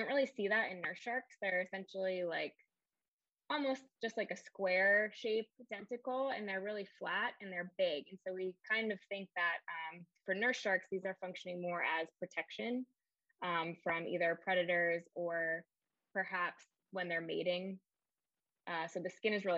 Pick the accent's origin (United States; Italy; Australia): United States; Pennsylvania; moved away as an adult; also born or lived in Wilmington, North Carolina; I'm originally from Pennsylvania